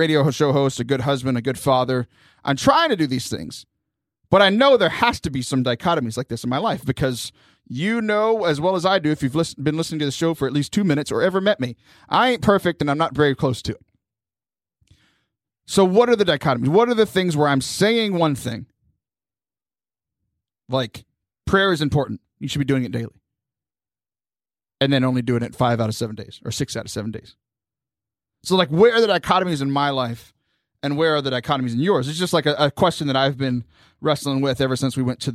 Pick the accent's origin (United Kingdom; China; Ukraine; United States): United States; the South; I grew up in the South